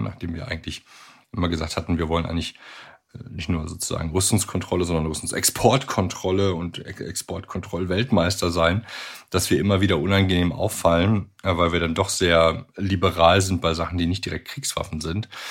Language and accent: German; Germany; bei uns in Deutschland